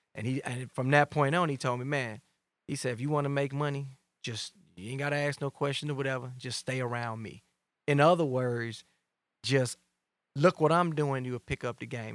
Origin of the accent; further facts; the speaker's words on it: Chicago, Illinois, United States; I'm from Englewood, Gresham